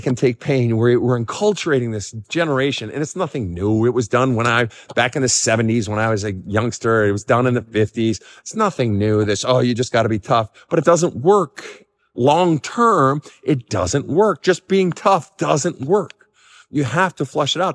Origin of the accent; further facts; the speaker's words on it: Minnesota, United States; growing up in Minnesota